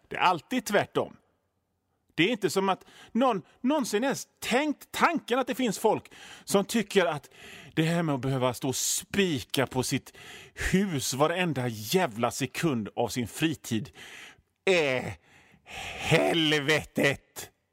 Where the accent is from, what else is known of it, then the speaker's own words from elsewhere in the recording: Hönö, Västra Götaland, Sweden; now in Gothenburg, Sweden; jag är ju från Hönö, så havet är ju liksom en del av mig